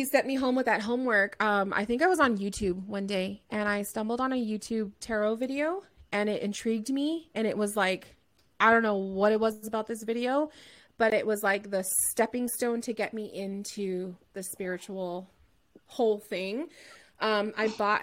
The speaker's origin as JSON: {"language": "English", "region": "Southern California", "country": "United States", "said": "I'm from Southern California as well."}